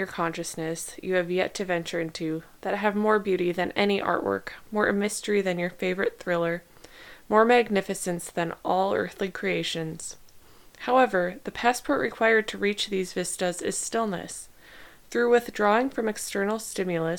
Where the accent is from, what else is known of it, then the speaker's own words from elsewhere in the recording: Midwest, United States; now in Southern California, United States; I grew up in the Midwest